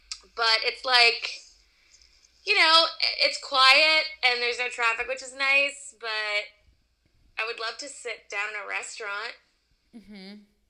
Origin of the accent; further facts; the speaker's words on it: Midwest, United States; also born or lived in East Coast; now in Los Angeles, United States; So I live in LA. I'm originally from the Midwest and the East Coast, I'll say.